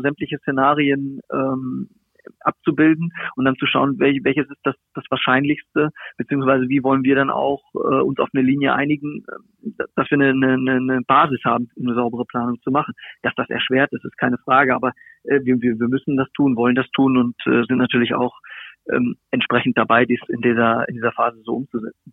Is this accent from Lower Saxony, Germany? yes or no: yes; Hanover, Lower Saxony, Germany; moved away; Hannover ist, ist ja meine Heimat. Also ich bin dort, äh, im, im, im Landkreis aufgewachsen, habe dort, äh, meine, meine Kindheit und Jugend verbracht.